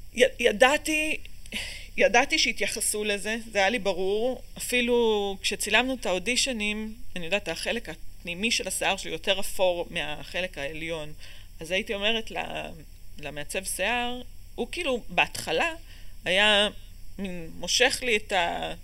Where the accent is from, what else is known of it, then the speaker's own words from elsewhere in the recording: Ramot HaShavim, Central District, Israel; also born or lived in Boston / Chicago / Bavli, Tel Aviv / Ramat Gan; נולדתי בבוסטון, עברנו לשיקגו, עברנו לבבלי, לרמת גן, אה, כאילו גרנו במלא מקומות עד גיל 6, מגיל 6 אני ברמות השבים